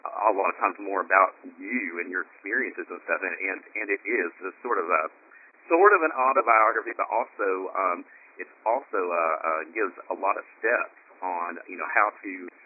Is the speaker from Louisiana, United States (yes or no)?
no; Appalachia, Tennessee, United States; I grew up in Tennessee, in the hills of Appalachia